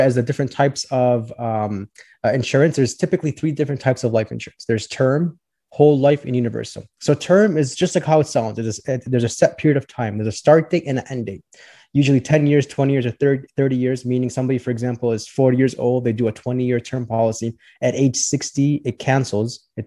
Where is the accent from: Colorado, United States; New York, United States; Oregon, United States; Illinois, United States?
Illinois, United States; Orland Park; also born or lived in Chicago, Illinois; So I grew up in the southwest suburbs of Chicago. It's called Orland Park.